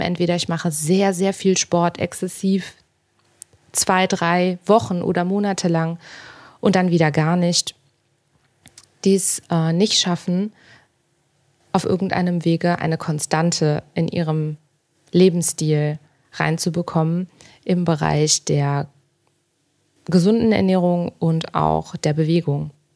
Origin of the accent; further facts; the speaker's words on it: Cologne, North Rhine-Westphalia, Germany; Ich bin jetzt gerade in Berlin. Ähm, ich komme ursprünglich aus Köln